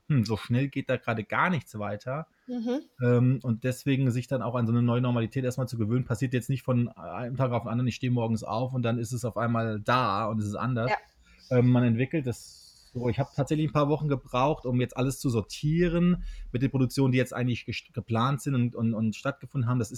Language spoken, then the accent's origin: German; Hesse, Germany; now in Berlin, Germany; kann hier in meiner Hausisolation in Hessen. Also ich bin nicht äh, in Berlin momentan, sondern in meiner Heimat